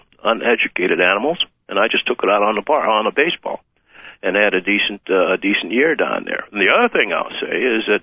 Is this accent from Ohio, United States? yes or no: yes; Warren, Ohio, United States; also born or lived in Florida; we went north at the age of three, steel mill town, Warren, Ohio